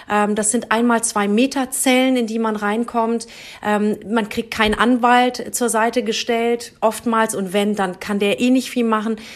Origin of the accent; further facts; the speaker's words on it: Germany; also born or lived in Spain; so bin ich in Spanien geboren, aber in Deutschland aufgewachsen und kenne den Iran aus diversen Familienurlauben und ähm, ja, Familienbesuchen.